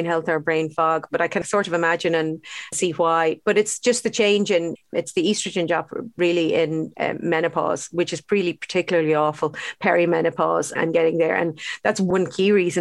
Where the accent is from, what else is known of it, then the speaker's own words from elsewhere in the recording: Ireland; brought up with very unhealthy diets, actually, to be honest, as Irish kids